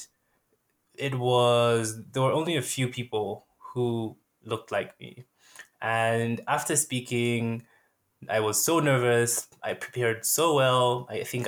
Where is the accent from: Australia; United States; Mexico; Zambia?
Zambia; I'm from Zambia